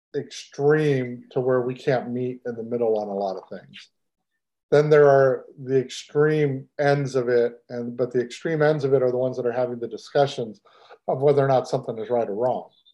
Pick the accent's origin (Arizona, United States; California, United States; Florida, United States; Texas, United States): Texas, United States; I'm from Texas and I love Texas